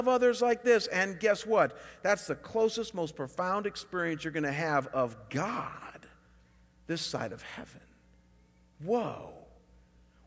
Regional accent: Chagrin Falls, Ohio, United States; moved away; Chagrin Falls, my hometown

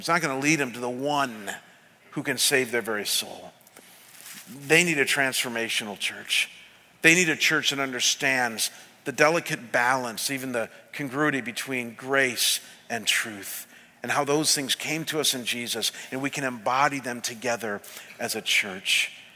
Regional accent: Cleveland, Ohio, United States; moved away; when I was pastoring back in Cleveland in my hometown

